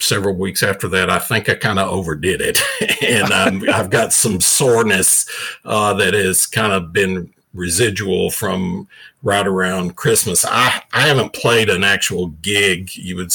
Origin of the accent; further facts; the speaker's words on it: the South, United States; growing up in the South, like I did